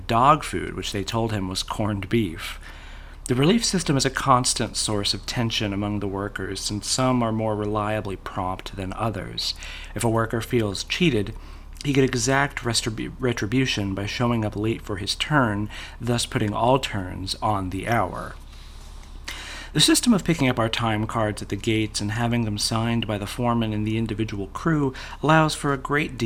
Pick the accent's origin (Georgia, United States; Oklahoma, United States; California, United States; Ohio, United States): Oklahoma, United States; I'm not from the UK. I'm from Oklahoma